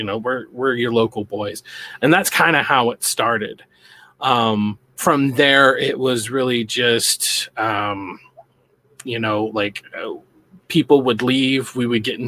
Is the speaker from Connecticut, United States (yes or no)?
no; Boise, Idaho, United States; I'm from Boise, Idaho.